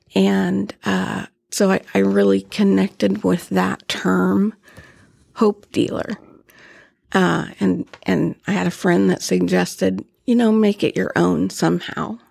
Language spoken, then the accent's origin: English; Topeka, Kansas, United States; born and raised in Topeka